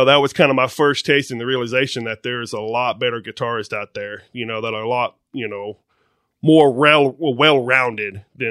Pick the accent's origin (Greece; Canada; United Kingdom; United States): United States; McLoud, Oklahoma; Man, I'm from McLeod